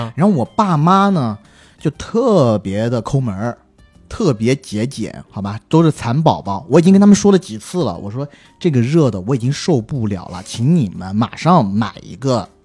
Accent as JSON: {"language": "Chinese", "region": "southern China", "country": "China", "said": "我作为一个南方人"}